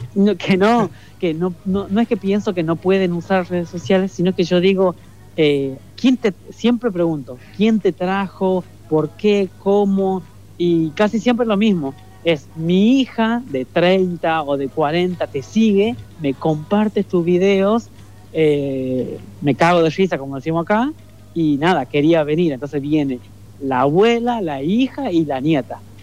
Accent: Leales, Tucumán, Argentina; moved away as an adult; now in Buenos Aires, Argentina; el pueblito, en Leales, donde yo nací

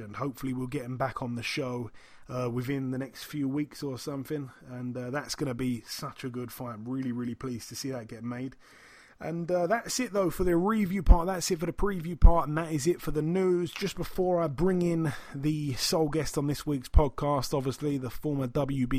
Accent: United Kingdom; I'm from the UK

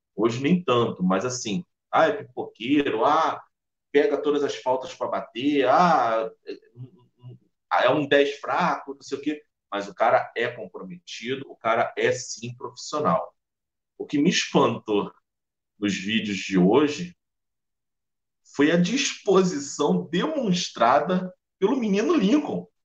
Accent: Nilópolis, Rio de Janeiro, Brazil; moved away as an adult; also born or lived in Anchieta, Rio de Janeiro; now in Rio de Janeiro, Brazil; eu sou nascido e criado em Nilópolis, mas hoje eu sou morador de Anchieta

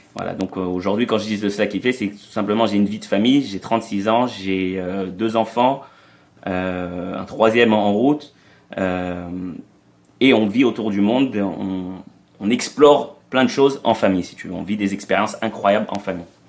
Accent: France; moved away as an adult; also born or lived in Israel; on a grandi en France, si tu veux, mais après, on est, on a, on est allé vivre en Israël

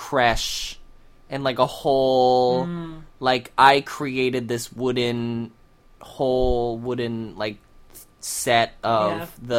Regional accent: South Bend, Indiana, United States; I grew up in South Bend, Indiana.

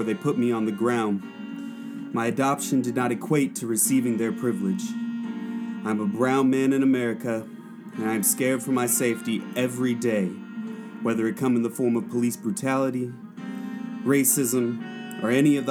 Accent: Oklahoma, United States; also born or lived in Suva, Fiji; now in Portland, United States; Growing up in Oklahoma, it's an area where there aren't a lot of brown people.

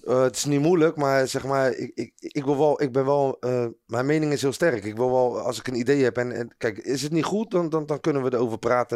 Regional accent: Rotterdam, South Holland, Netherlands; ik voel me ook echt een Rotterdammer

